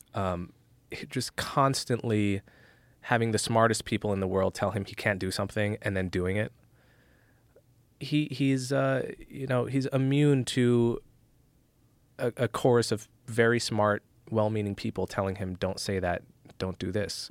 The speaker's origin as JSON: {"language": "English", "region": "New Jersey", "country": "United States", "tie": "born or raised there", "moved": "yes", "said": "I grew up in North Jersey right outside of New York"}